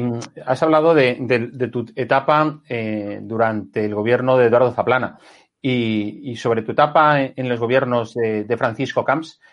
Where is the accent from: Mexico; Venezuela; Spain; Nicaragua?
Spain; Valencian Community